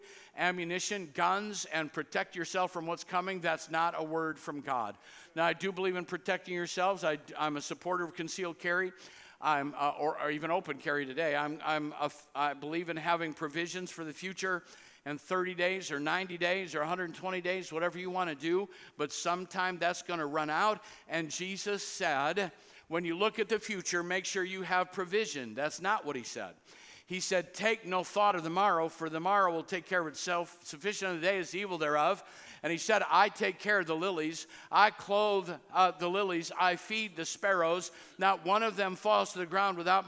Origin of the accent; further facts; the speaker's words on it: Cedar Rapids, Iowa, United States; I grew up in Cedar Rapids